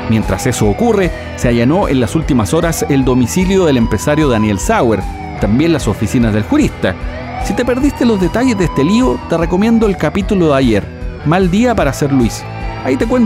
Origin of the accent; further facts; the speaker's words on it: Chile; Pero yo como soy chileno